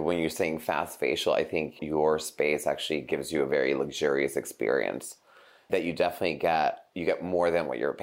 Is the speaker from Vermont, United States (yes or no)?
no; Connecticut, United States; moved away as an adult; also born or lived in Boston, United States / New York, United States; now in Los Angeles, United States; I'm from New England. So I grew up in Connecticut